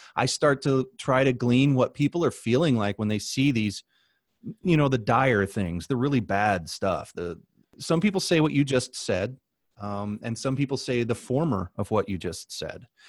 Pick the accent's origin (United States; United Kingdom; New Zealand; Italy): United States; Midwest; moved away as an adult; also born or lived in Southwest / Albuquerque; I come from the Midwest and we never worry about water